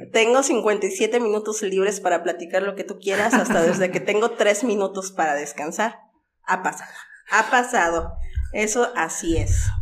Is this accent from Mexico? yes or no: yes; Xalapa, Veracruz, Mexico; also born or lived in Puebla; Era pequeña cuando llegué por parte de mi familia